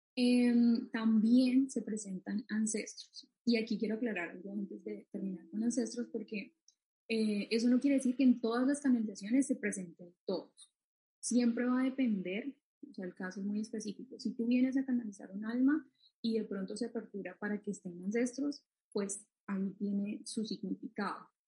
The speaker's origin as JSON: {"language": "Spanish", "country": "Colombia", "said": "en mi país, pues Colombia"}